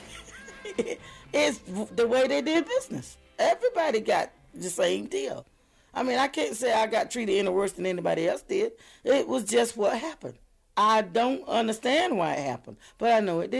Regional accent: North Carolina, United States; moved away; I always said I was a country girl. I'm from North Carolina

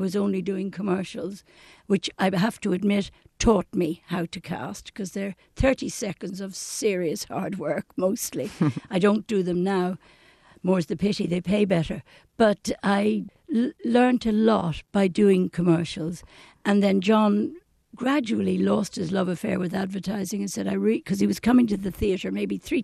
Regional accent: Dublin, Leinster, Ireland; I was born in Ranelagh, Dunville Avenue, and the shop my mother owned is still there

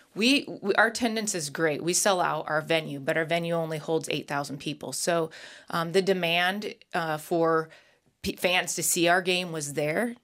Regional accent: Nebraska, United States; I grew up in Nebraska

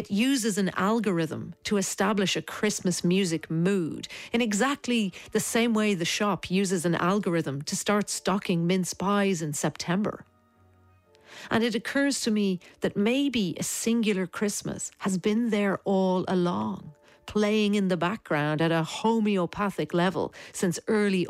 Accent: Dublin, Leinster, Ireland; born or raised there

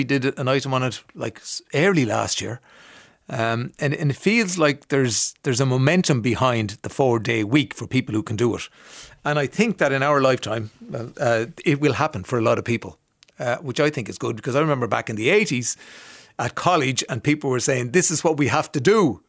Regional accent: Ireland; Because a lot of us have Irish names because we're from Ireland and we all have names.

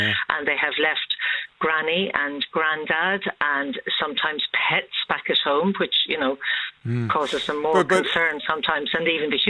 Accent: Fulham, London, United Kingdom; now in Ireland; I was born here in Ireland, but I grew up in Fulham in London, you know. And you do feel like the weirdo when you come back.

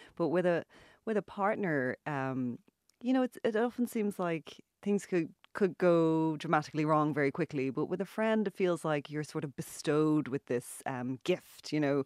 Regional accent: Ireland; also born or lived in Dublin; now in Galway, Ireland; I'm Irish

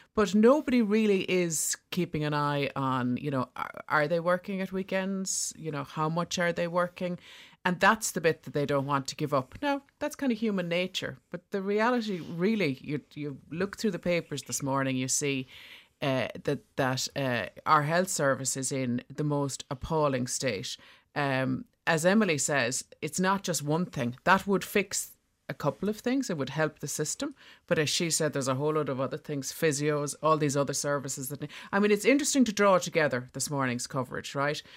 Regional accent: Bantry, Munster, Ireland; I'm from Bantry in West Cork

